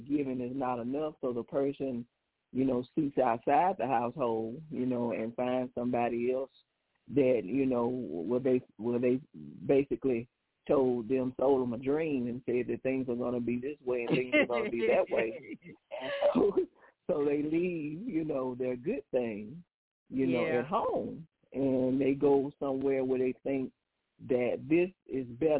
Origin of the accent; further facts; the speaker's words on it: Adamsville, Alabama, United States; also born or lived in Birmingham, Alabama; I grew up in a small community called Adamsville, Alabama